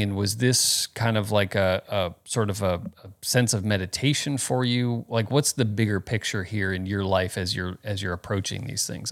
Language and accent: English; Phoenix, Arizona, United States; moved away; also born or lived in Florida; I was born in Florida, but grew up in Phoenix here